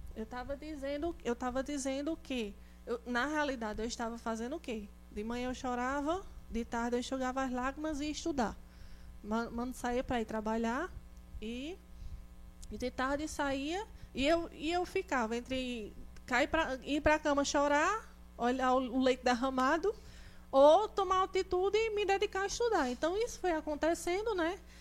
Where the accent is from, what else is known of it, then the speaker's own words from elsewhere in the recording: interior of Pernambuco, Brazil; eu sou do interior de Pernambuco